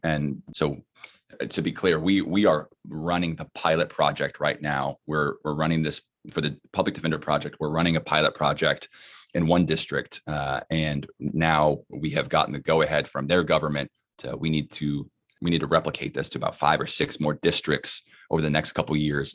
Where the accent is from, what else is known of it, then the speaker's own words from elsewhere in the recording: Dallas, Texas, United States; moved away; I'm from Dallas, uh, not from California.